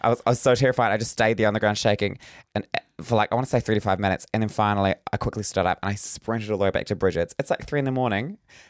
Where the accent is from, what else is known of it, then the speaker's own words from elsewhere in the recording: Northland, New Zealand; I'm from Northland.